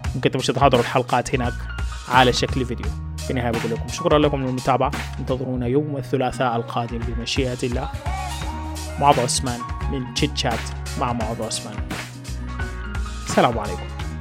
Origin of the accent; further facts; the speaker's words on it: Sudan; هنا في بلدنا السودان